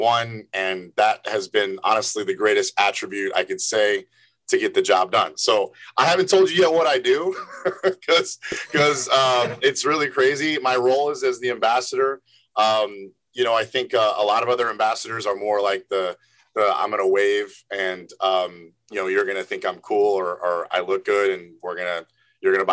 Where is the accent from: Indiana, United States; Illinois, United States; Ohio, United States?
Illinois, United States; Evanston; moved away as an adult; now in New York, United States; I'm from Chicago, Evanston, born and raised. Moved to New York